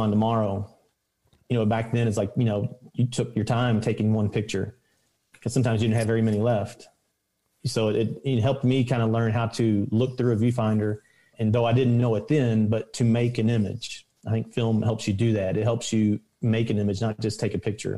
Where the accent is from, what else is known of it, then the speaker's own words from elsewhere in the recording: Louisville, Kentucky, United States; I'm from the South End in Louisville, in Kentucky